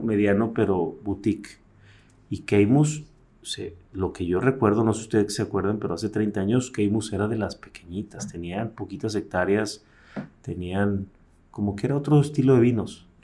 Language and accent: Spanish; Mexico City, Mexico; Yo nací en la Ciudad de México en la Ciudad de México las piñatas eran de barro